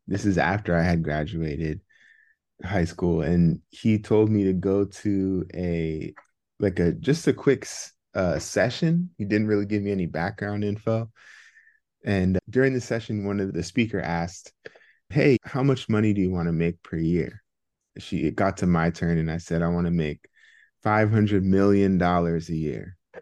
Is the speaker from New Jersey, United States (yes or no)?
no; Bay Area, California, United States; also born or lived in Philadelphia, United States; Yeah, so I was born and raised in the Bay Area. Bay Area native.